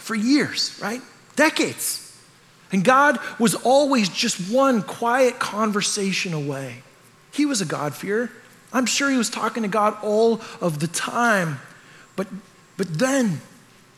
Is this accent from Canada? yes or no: yes; Canada; I'm Canadian. I grew up in a culture that's just like this